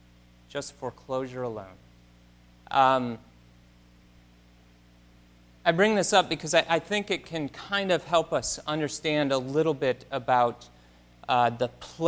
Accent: Grand Rapids, Michigan, United States; moved away; I'm from West Michigan, and so Grand Rapids, Michigan

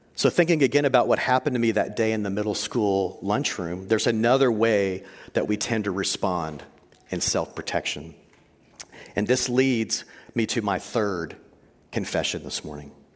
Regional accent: Texas, United States; I grew up in Texas

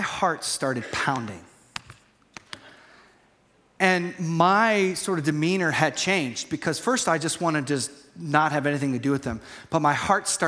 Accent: United States; I'm American too

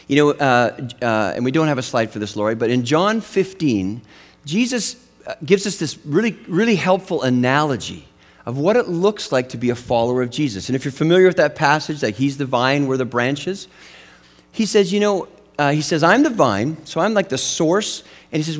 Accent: Western Canada, British Columbia, Canada; where I grew up in Western Canada. It was a little town in the mountains, and we had this big lake. It was called the Shuswap Lake

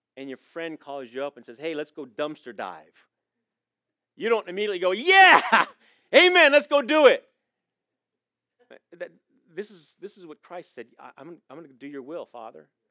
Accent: Coronado, California, United States; moved away; I was born in Coronado, so I'm a San Diego boy

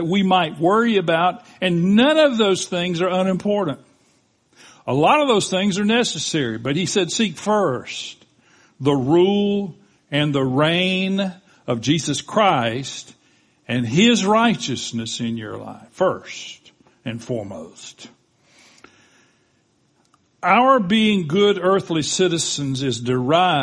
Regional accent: Panama City, Florida, United States; I was born in Bay Memorial Hospital in Bay County, Florida. The minute I took my first breath, I was a citizen of the United States of America, of Bay County, and of Panama City, Florida.

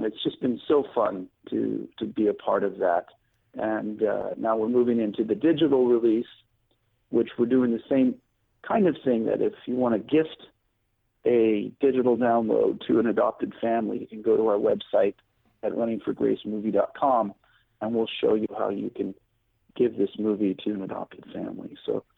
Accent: Hawaii, United States; I grew up in Hawaii, where the most ethnically diverse state in the United States.

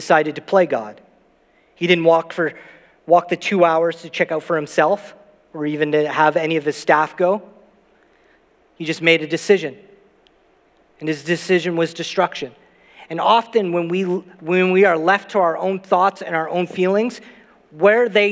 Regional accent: Saint John, New Brunswick, Canada; where I grew up in St. John, New Brunswick, I never left my street until I was 16 years old

